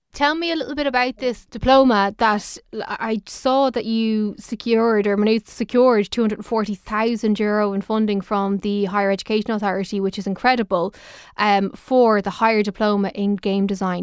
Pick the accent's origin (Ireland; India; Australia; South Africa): Ireland; Dublin, Leinster; I'm from Dublin